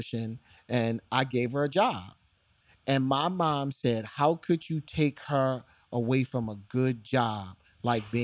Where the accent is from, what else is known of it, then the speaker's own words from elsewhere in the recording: Philadelphia, Pennsylvania, United States; I am from West Philadelphia, born and raised